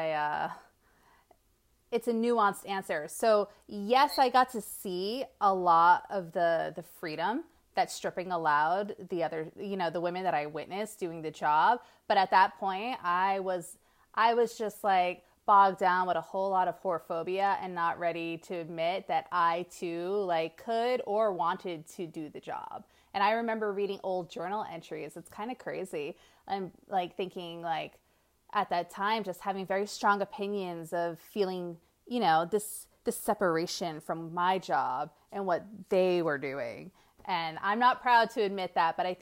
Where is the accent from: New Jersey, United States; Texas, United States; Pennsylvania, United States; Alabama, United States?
New Jersey, United States; moved away as an adult; also born or lived in New York; now in Las Vegas, United States; I'm from New Jersey and New York.